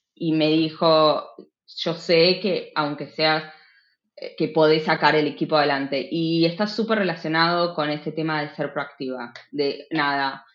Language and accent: Spanish; Buenos Aires, Argentina; moved away as an adult; now in Uppsala, Sweden; que soy de Buenos Aires